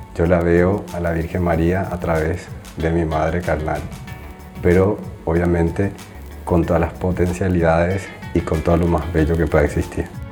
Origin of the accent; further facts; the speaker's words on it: Paraguay; moved away as an adult; now in Rome, Italy; soy paraguayo, tengo 33 años, actualmente vivo en Roma